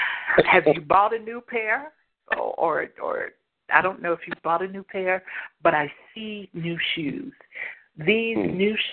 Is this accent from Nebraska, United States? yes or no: no; Indianapolis, Indiana, United States; moved away; also born or lived in Hanahan, South Carolina; I'm from Indianapolis originally